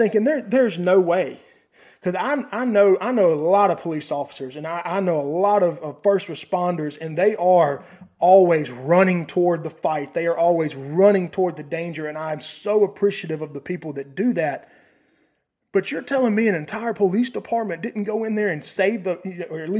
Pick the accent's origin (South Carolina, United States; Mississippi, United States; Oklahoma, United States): Mississippi, United States; near Pearl; 15 minutes from where I grew up in Pearl, Mississippi